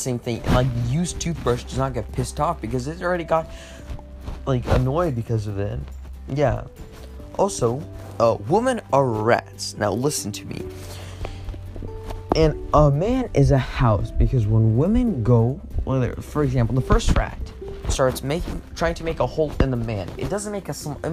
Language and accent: English; United States; now in Russia; I'm American